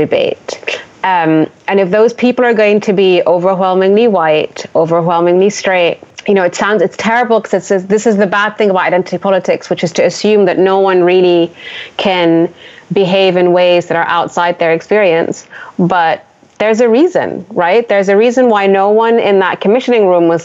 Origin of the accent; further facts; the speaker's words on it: Sudan; now in United Kingdom; I'm not British, but I'm from Sudan. So I grew up in a, you know, majority black country